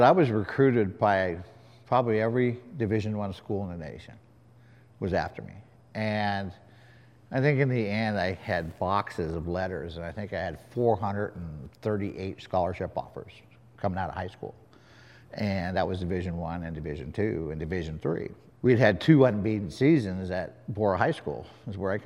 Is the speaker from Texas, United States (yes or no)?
no; Boise, Idaho, United States; moved away as an adult; I was a kid from Boise, Idaho